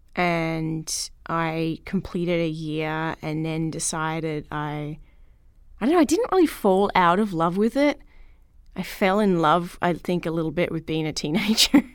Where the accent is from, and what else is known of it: Melbourne, Victoria, Australia; born or raised there